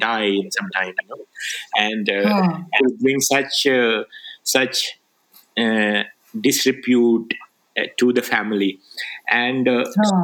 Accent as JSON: {"language": "English", "town": "Rajgir", "region": "Bihar", "country": "India", "tie": "born or raised there", "also_born_or_lived": "Nalanda", "first_language": "Magahi", "second_language": "English", "moved": "yes", "said": "I grew up in Bihar in Rajgir, you know, I studied in the school there"}